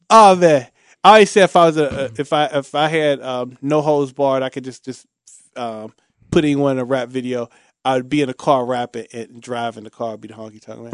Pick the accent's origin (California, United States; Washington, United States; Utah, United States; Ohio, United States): Ohio, United States; Cincinnati; I'm from Bond Hill, um, um, Shane Kerr, he grew up, um, just a few blocks from me.